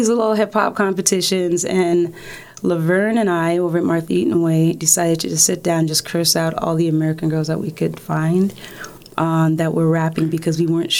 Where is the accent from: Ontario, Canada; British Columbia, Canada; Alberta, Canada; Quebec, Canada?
Ontario, Canada; Toronto; also born or lived in Kingston, Jamaica; But from schooling between grade five and high school, no, that's all Toronto.